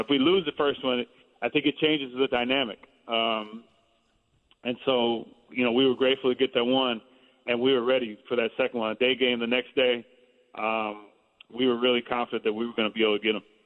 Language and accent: English; Bay Area, California, United States; play in the Bay Area because I had grown up there